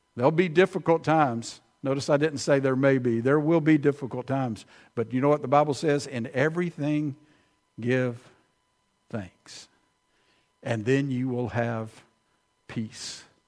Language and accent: English; Prattville, Alabama, United States; now in Millbrook, United States; I grew up in Prattville, but I hadn't lived there in forty years